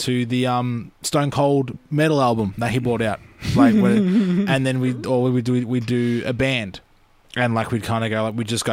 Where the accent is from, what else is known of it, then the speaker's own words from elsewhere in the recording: Reservoir, Victoria, Australia; Born and raised and still live in Reservoir